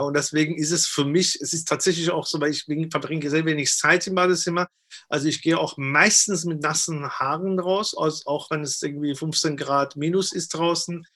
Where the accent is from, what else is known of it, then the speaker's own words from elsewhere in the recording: Iran; moved away; also born or lived in Austria; ich komme ja aus dem Iran und ich bin ja äh, damals, äh, was Iran-Irak-Krieg war, geflüchtet und bin dann nach, nach Österreich erstmal